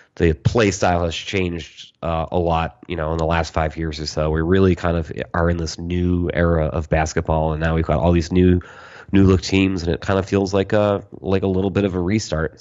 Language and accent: English; New England, United States; also born or lived in Vermont; I grew up in New England